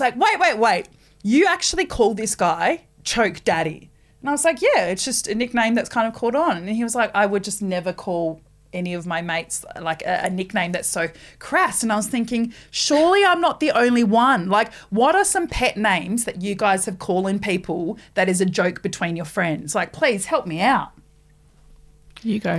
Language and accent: English; New Zealand; also born or lived in Rotorua; now in Australia; I'm not an Australian citizen. I'm a Kiwi